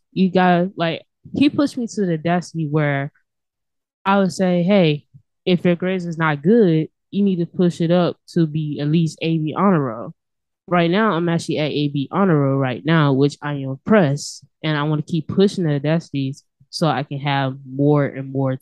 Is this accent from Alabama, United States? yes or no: yes; Montgomery, Alabama, United States; I was born and raised in Montgomery